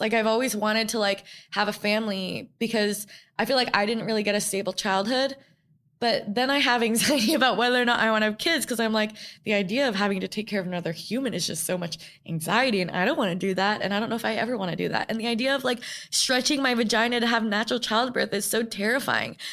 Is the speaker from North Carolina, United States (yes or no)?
no; New York, United States; I grew up in New York